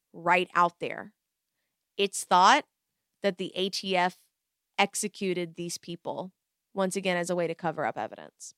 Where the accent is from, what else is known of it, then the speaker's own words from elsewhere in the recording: Waco area / Dallas, Texas, United States; I'm from Waco area